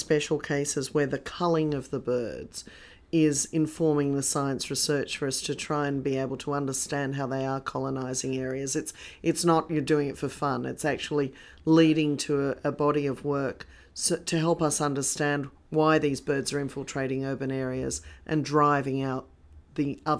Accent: Sydney, New South Wales, Australia; All the little birds we loved in our backyards growing up in Sydney.

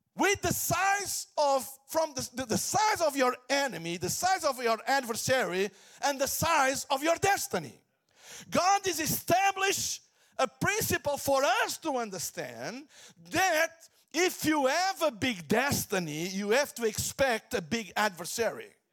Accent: Portugal; I come from Portugal, Hillsong, Portugal

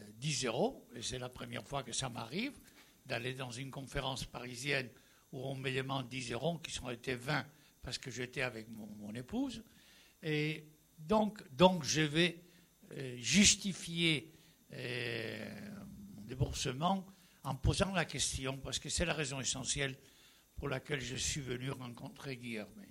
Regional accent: Spain; French is a second language; Je suis espagnol, bien entendu, j'ai fait toute la transition démocratique

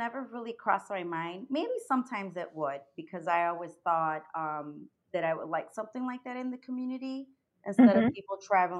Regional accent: Chicago, Illinois, United States; also born or lived in Cicero, Illinois; Yes, I was born in Chicago. I grew up in Pilsen and Little Village. Mm-hmm. Ended up in my teens in Cicero.

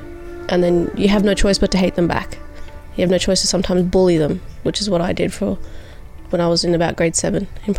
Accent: Australia; also born or lived in Fiji; I was born in Fiji, came to Australia when I was six, so I'm Indian with a mix of other things.

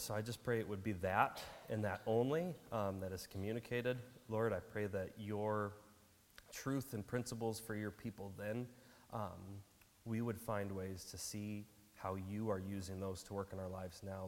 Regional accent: Wisconsin, United States; we grew up in Wisconsin

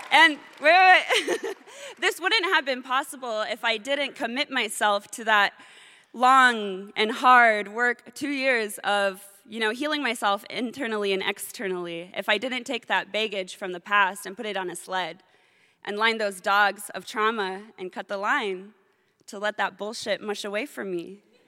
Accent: Kotzebue, Alaska, United States; also born or lived in Kiana, Alaska / Noorvik, Alaska; I am from Kotsview, but I also have roots in Kayane in Norvik. There are small communities just above the Arctic Circle

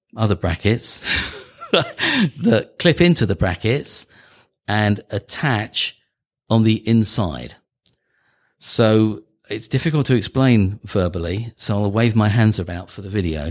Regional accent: United Kingdom; moved away; I'm British.

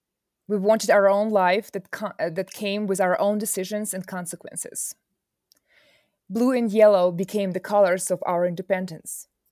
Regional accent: southern Ukraine, Ukraine; Growing up, being a daughter of a working-class family in southern Ukraine, I have no memories of camping or road t

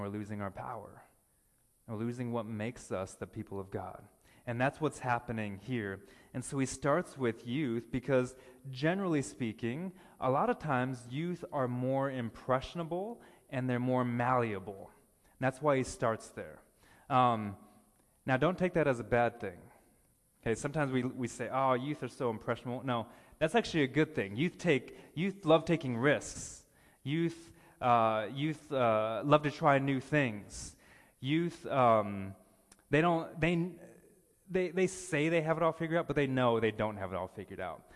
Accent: United States; now in Ontario, Canada; I'm American

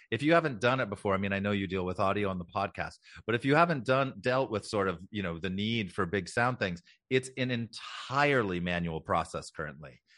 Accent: Los Angeles, California, United States; I born and raised in Los Angeles. I'm actually sixth generation Angelino

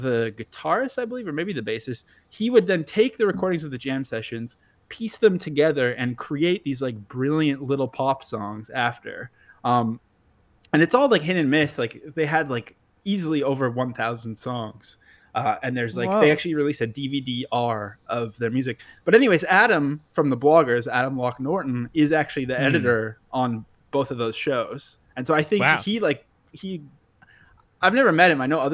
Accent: Vancouver, British Columbia, Canada; I grew up in Vancouver

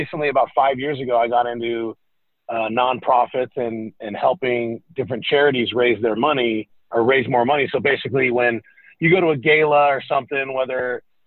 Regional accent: California, United States; moved away as an adult; also born or lived in Iowa City, Iowa / Seattle, Washington; now in Nashville, United States; grew up, born and raised in California

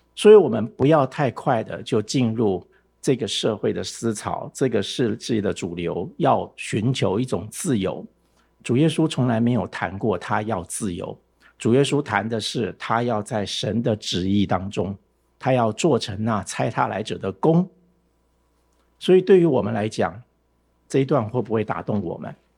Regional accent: Taiwan; 我从台湾来的

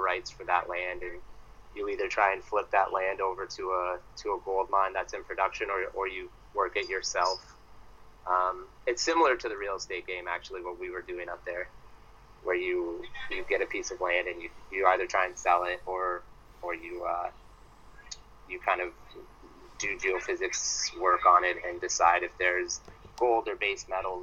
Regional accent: London, Ontario, Canada; growing up in London, Ontario, that's just full of universities and bars

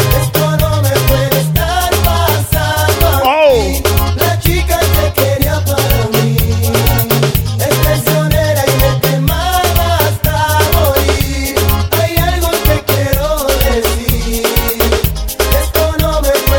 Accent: Belize City, Belize District, Belize; we come from Belize City

